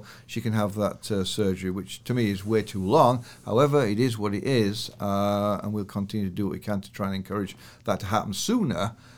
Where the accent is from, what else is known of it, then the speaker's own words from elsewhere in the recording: United Kingdom; now in Canada; So I come from the British stiff, British over lip to relax into Canada